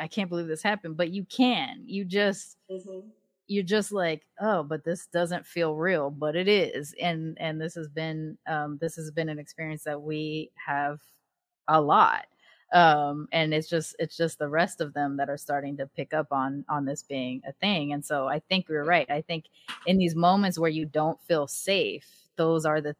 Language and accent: English; Long Beach, California, United States; moved away; I grew up in Long Beach during the time of the LA uprisings